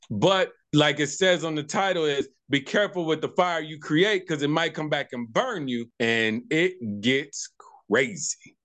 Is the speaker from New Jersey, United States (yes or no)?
no; Tucson, Arizona, United States; So I'm actually born and raised from Tucson, Arizona, Tucson, Arizona